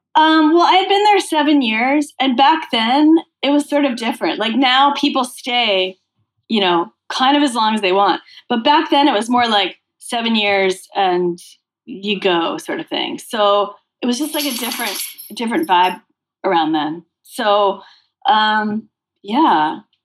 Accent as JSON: {"language": "English", "region": "Massachusetts", "country": "United States", "tie": "born or raised there", "said": "I grew up in Massachusetts."}